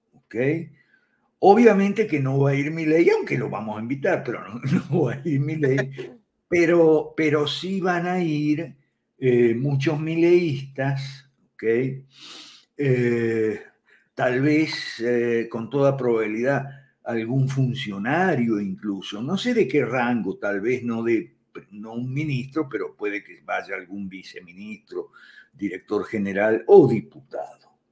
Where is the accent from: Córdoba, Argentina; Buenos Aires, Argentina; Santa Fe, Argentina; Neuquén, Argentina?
Santa Fe, Argentina; moved away as an adult; Yo soy santafesino también, aunque no de Rosario